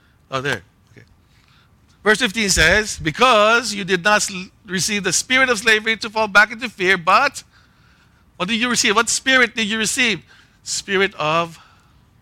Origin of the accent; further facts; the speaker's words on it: Philippines; Growing up in the Philippines